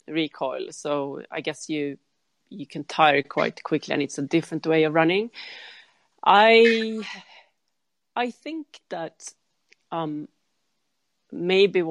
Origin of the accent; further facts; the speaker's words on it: Sweden; I'm from Sweden